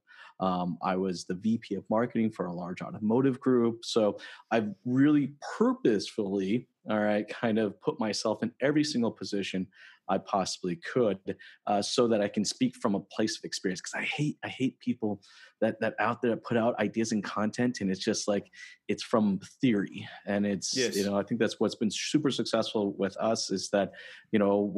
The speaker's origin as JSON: {"language": "English", "country": "United States", "moved": "as an adult", "lives_now": "Toronto, Canada", "said": "I'm actually American. I moved to Canada roughly about 10 years ago"}